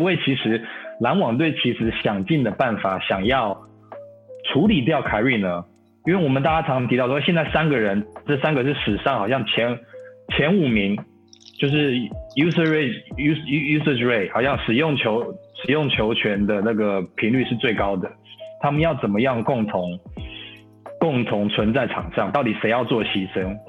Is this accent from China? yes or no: no; Taiwan; born there; 还是我们是出生在台湾的嘛，对不对？